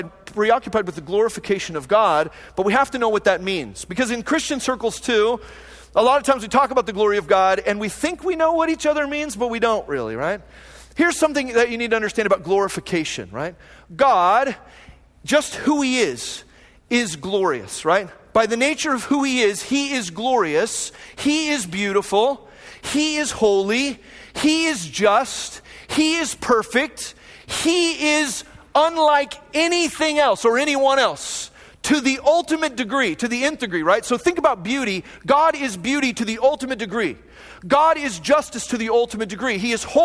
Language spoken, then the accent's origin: English; Phoenix, Arizona, United States; moved away as an adult; also born or lived in Long Beach, California; now in Fullerton, United States; a guy who grew up in Phoenix